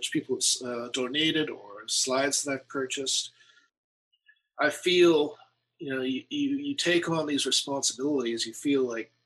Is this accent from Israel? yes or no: no; Toronto, Ontario, Canada; moved away as an adult; now in Kitchener, Canada; as a kid growing up in Toronto